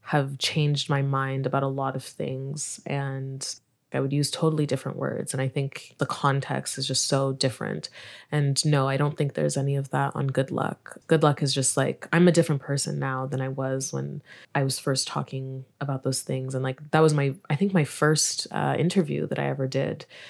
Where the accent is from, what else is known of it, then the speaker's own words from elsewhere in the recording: Montreal, Quebec, Canada; also born or lived in Nigeria; now in Toronto, Canada; I was born in Nigeria, but I grew up in Montreal